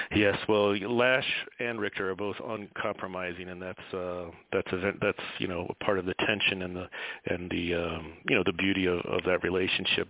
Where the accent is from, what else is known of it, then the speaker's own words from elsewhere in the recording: Tampa, Florida, United States; as a kid growing up in Tampa, Florida, in the 80s.